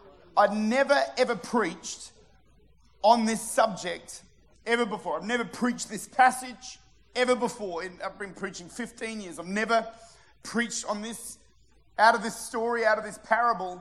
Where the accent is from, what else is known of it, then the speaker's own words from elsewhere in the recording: Modbury, South Australia, Australia; I'm from Modbury